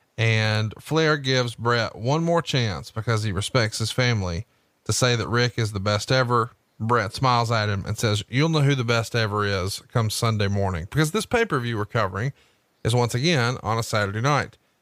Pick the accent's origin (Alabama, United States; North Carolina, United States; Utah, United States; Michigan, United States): Alabama, United States; Huntsville; my hometown of Huntsville, Alabama